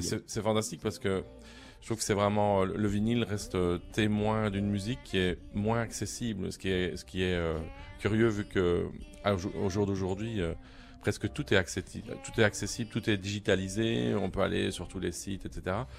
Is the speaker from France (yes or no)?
yes; Paris, Île-de-France, France; chez nous, à Paris ou en Europe